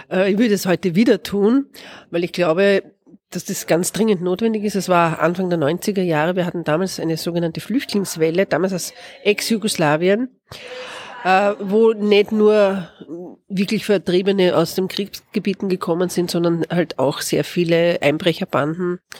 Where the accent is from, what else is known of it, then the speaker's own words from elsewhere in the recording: Vienna, Austria; born there; Ich bin in Wien geboren.